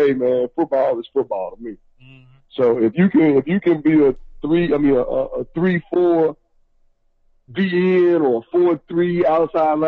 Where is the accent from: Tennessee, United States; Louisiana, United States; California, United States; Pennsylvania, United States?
Tennessee, United States; Memphis; now in Atlanta, United States; I'm originally from Memphis.